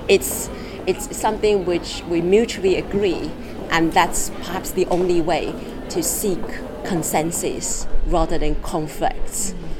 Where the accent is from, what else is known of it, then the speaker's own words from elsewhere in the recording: Taiwan; now in London, United Kingdom; I was born in Taiwan